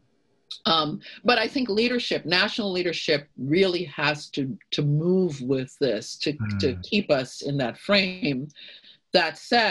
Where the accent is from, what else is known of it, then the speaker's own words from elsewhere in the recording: United States; being an American